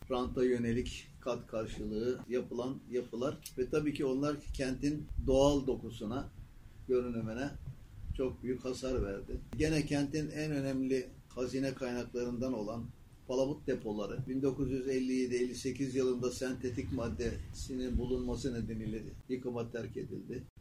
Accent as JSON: {"language": "Turkish", "region": "Çanakkale", "country": "Turkey", "tie": "born or raised there", "also_born_or_lived": "Balıkesir", "said": "1943 Çanakkale doğumluyum ben. İkinci Dünya Savaşı'nın efendim o sıkıntılı günlerinde dünyaya gelmiş ve o sıkıntılı günlerin içinde de ilkokulu, ortaokulu ve liseyi Çanakkale'de okumuş."}